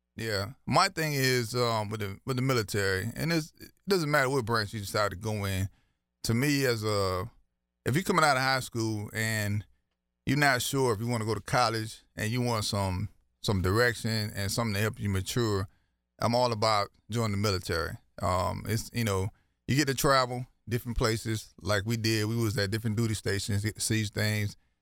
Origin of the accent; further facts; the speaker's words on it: Trio, South Carolina, United States; from a little community called Trio, South Carolina, in Williamsburg County.